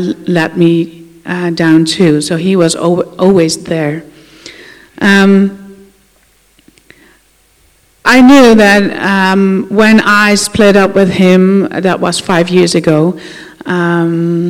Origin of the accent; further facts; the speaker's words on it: Netherlands; I'm from the Netherlands, and I grew up in a Christian family